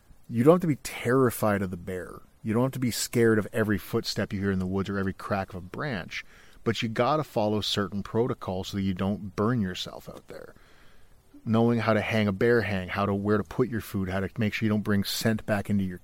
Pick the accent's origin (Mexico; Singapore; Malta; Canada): Canada; I'm from Canada